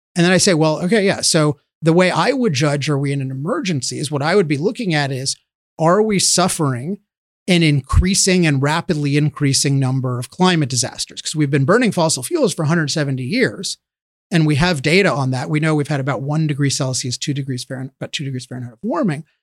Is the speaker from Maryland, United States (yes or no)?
yes; Chevy Chase, Maryland, United States; I grew up near here in Chevy Chase, Maryland